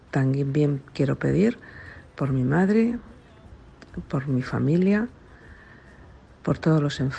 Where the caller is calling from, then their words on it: Madrid, Community of Madrid, Spain; de Madrid.